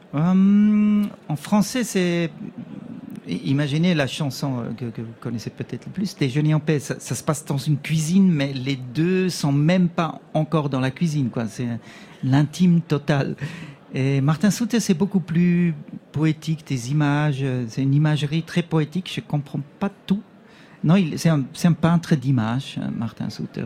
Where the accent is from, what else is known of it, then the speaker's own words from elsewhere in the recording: Switzerland; je suis suisse